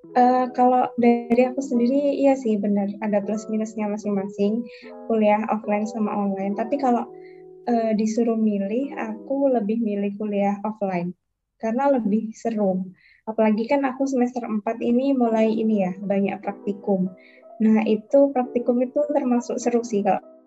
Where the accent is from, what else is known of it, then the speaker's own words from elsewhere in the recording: Banyuwangi, East Java, Indonesia; moved away as an adult; now in Jember, Indonesia; Kalau aku sendiri dari Banyuwangi